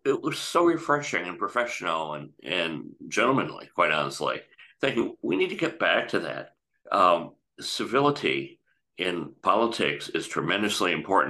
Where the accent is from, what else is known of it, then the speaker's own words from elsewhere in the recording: United States; as an American